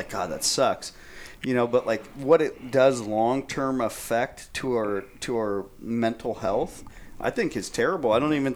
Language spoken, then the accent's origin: English; Marin County, California, United States; living in Marin County, growing up in Marin County